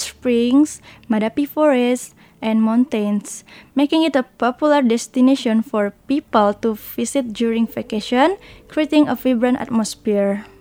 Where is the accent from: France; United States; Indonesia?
Indonesia; Bengkulu; moved away as an adult; now in Taiwan; I was born in a village in Bengkulu